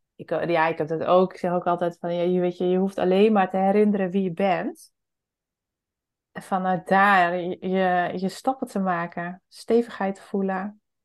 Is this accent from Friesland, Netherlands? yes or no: yes; Friesland, Netherlands; ik kom zelf ook uit Friesland